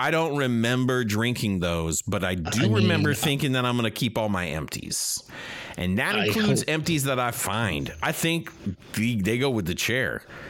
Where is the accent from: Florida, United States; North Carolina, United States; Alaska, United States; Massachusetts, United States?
Florida, United States; Boca Raton; I'm from Boca. Yeah, I'm from Boca.